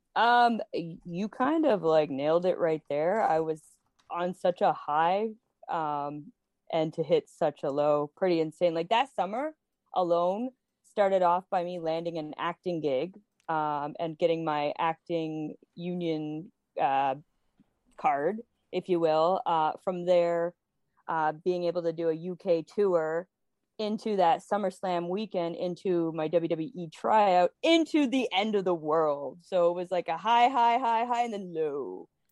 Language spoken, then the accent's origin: English; Toronto, Ontario, Canada; We are in such an awful position here, specifically in Ontario. I, I'm from Toronto.